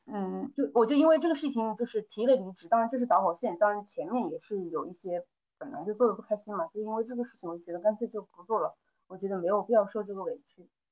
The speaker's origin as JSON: {"language": "Chinese", "town": "Changde", "region": "Hunan", "country": "China", "tie": "born or raised there", "also_born_or_lived": "Hangzhou", "lives_now": "Changsha, China", "said": "现在是在长沙定居，但是我又是在，呃，湖南的某一个就是长，就市里面长大的，所以说也不算土生土长的长沙人"}